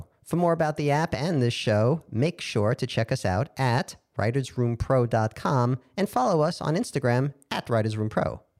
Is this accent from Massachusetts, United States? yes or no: no; Brooklyn, New York, United States; I'm from Brooklyn.